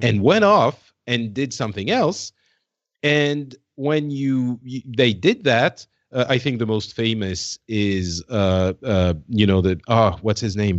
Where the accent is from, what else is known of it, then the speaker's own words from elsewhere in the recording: France; now in Paris, France; I'm from France